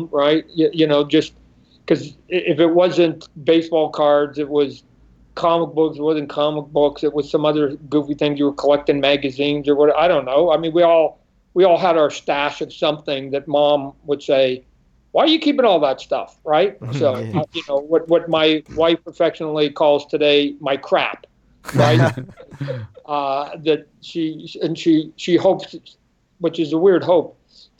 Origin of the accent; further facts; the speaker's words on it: Canada; moved away as an adult; also born or lived in Vancouver Island / Portland / Santa Barbara; now in Phoenix, United States; I'm Canadian. I was born in Canada, right? So we were living up on Vancouver Island